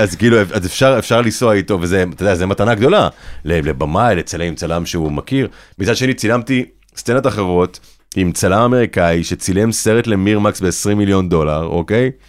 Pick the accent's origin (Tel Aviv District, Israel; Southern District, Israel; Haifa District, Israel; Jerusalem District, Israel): Haifa District, Israel; Kibbutz Ein Carmel; also born or lived in Hadera; ההורים שלי התאהבו והכירו בקיבוץ עין כרמל, שם גם אני נולדתי. ובגיל 11 אני עובד, אני עוזב איתם את הקיבוץ